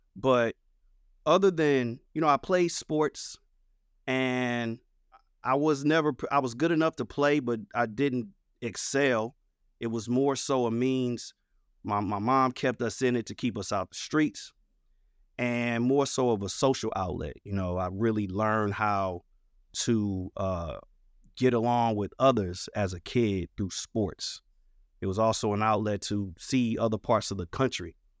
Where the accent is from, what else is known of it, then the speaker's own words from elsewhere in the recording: St. Louis, Missouri, United States; I am a kid born and raised in Saint Louis, Missouri, North County, on the north side of Saint Louis